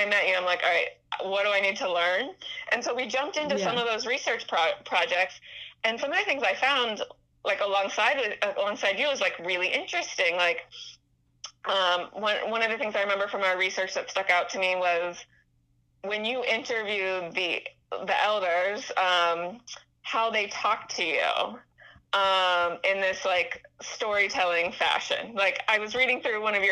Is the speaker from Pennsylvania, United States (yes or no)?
yes; Pittsburgh, Pennsylvania, United States; moved away; I grew up in Pittsburgh